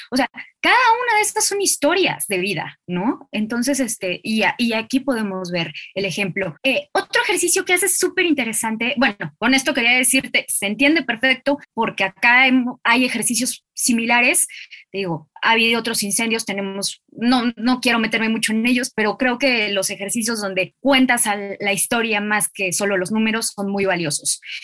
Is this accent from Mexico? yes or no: yes; Mexico; also born or lived in Buenos Aires, Argentina; yo desde acá como mexicana